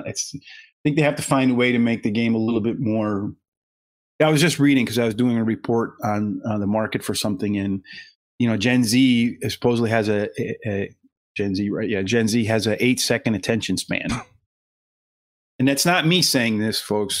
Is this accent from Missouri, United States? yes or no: no; the Poconos, Pennsylvania, United States; growing up in the Poconos, not too far out of New York